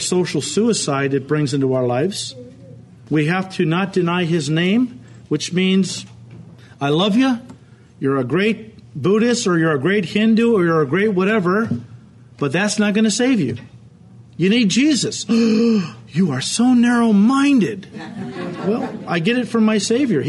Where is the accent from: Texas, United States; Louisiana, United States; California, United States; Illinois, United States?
Illinois, United States; Chicago; I don't technically live in Chicago, but Chicago is my city. When I go places and people say, where are you from? I say, Chicago